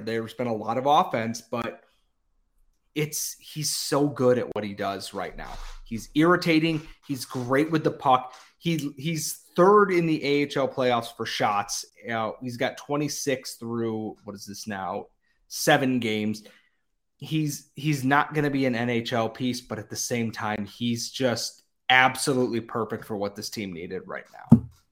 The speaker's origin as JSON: {"language": "English", "town": "Rochester", "region": "New York", "country": "United States", "said": "I am from Rochester. I love my hometown team"}